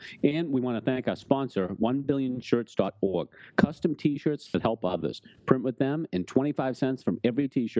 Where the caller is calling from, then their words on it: Boston, Massachusetts, United States; because I'm calling from Boston, Ellie.